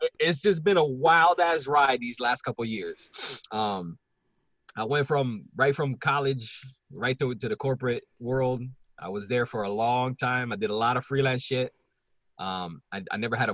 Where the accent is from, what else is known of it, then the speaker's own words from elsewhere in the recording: Puerto Rico; now in Philadelphia, United States; I'm from Puerto Rico